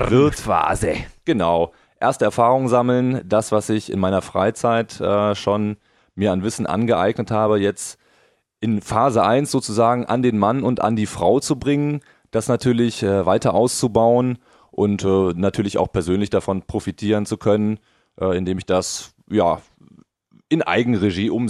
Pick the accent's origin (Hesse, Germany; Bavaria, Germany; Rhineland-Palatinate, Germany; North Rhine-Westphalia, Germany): North Rhine-Westphalia, Germany; Cologne; ich bin aus Köln, Trainer